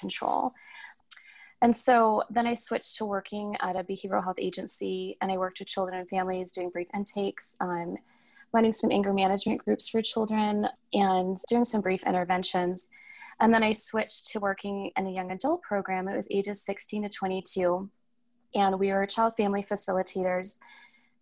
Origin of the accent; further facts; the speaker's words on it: Tucson, Arizona, United States; I was born and raised in Tucson